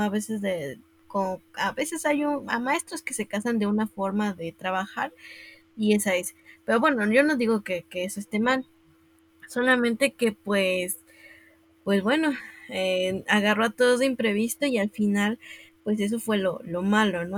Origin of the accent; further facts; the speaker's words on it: Puebla, Mexico; yo soy de Puebla